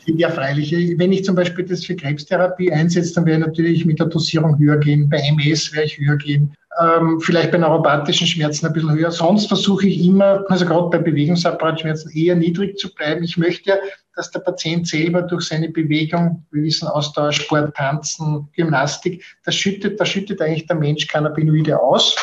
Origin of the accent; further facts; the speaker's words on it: Austria; bei uns in Österreich